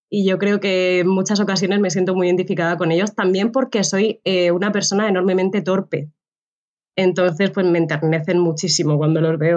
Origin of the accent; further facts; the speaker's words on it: Cartagena, Bolívar, Colombia; volví un tiempo a, a, Cartagena, a mi ciudad natal.